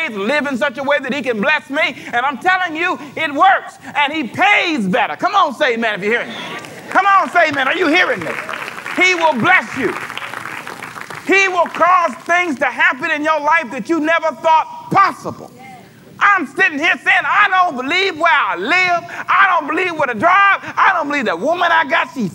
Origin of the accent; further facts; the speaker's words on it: Los Angeles, California, United States; I grew up in South Central, lived in an apartment all my life